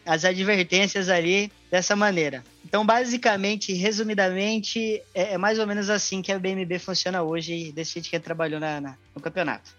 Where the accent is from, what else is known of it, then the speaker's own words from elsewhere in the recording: Cuiabá, Mato Grosso, Brazil; eu sou de Cuiabá